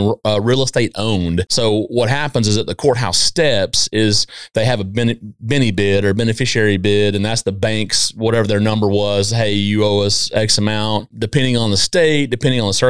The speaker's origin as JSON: {"language": "English", "region": "East Texas", "country": "United States", "said": "I'm from East Texas"}